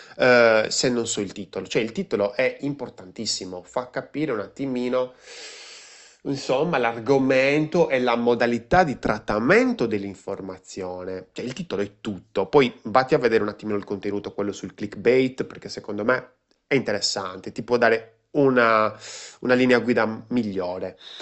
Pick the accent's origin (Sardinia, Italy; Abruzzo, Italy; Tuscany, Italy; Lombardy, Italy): Sardinia, Italy; io sono sardo